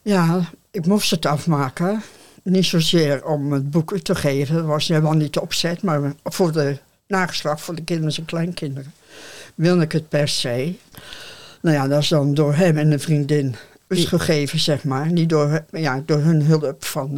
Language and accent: Dutch; Oude-Tonge, South Holland, Netherlands; moved away as an adult; also born or lived in Rozenburg / Oostvoorne; Geboren op de Zudik, de Oude Tongen. En ik was eh, met de schramp was ik negen jaar. Later ben ik van het eiland afgegaan. Toen ik twintig was